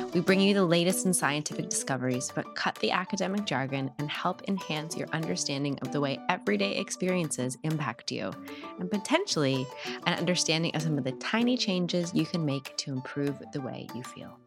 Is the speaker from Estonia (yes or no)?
no; Canada; my home country